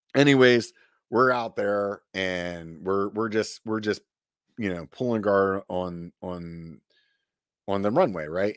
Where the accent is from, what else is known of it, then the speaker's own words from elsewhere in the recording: Pennsylvania, United States; also born or lived in Southern California; now in California, United States; I grew up in Pennsylvania